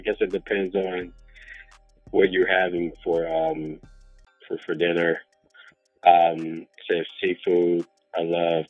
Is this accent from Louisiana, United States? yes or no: yes; Louisiana, United States; now in California, United States; I'm from the South, born and raised, you know, from Louisiana